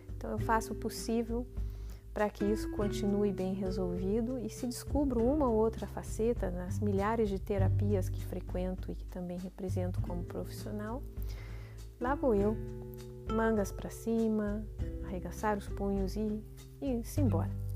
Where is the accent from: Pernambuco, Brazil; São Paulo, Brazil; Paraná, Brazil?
Paraná, Brazil; Curitiba; nasci em Curitiba no dia 12 de março.